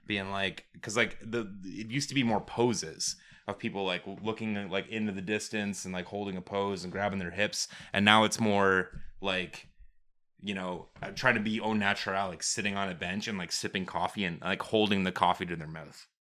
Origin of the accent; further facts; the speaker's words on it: Calgary, Alberta, Canada; we're from Calgary